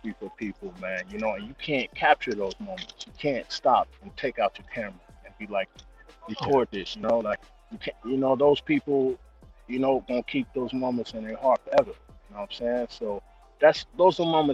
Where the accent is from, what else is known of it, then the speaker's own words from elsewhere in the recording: Compton, California, United States; moved away as an adult; now in Paris, France; I grew up in Compton